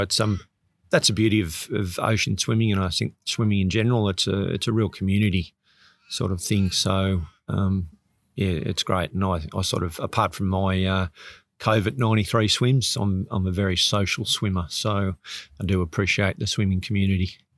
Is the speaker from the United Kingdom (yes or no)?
no; Sydney, New South Wales, Australia; moved away; I grew up in Sydney